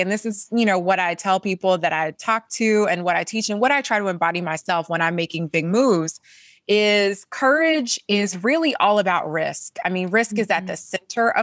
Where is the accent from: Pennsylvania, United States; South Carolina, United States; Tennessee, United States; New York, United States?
South Carolina, United States; Columbia; I'm a girl from Columbia, South Carolina, born and raised in the South